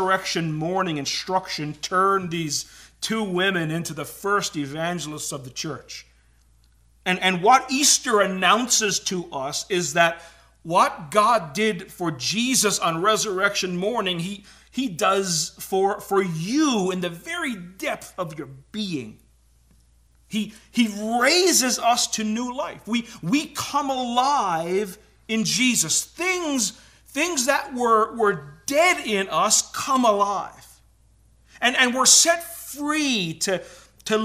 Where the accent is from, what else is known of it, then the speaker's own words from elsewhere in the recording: Newfoundland and Labrador, Canada; moved away as an adult; now in Ontario, Canada; I'm a lifelong Newfoundlander and moved here. And apparently, we talk a little bit different. Apparently, I have an accent.